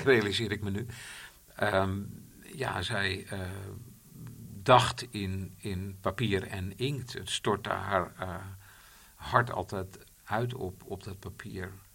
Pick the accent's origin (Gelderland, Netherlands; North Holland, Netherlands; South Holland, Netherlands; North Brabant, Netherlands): South Holland, Netherlands; Bollenstreek; ik kom uit de Bollenstreek